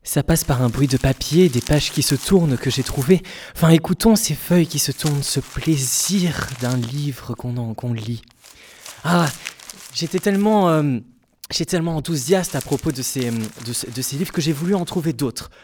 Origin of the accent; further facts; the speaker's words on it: Basque Country, Nouvelle-Aquitaine, France; moved away; J'ai voulu revenir à ma terre natale, le Pays Basque.